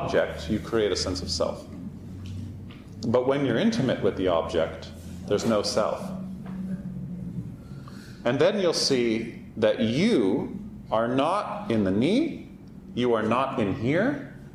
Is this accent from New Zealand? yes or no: no; Canada; we're Canadian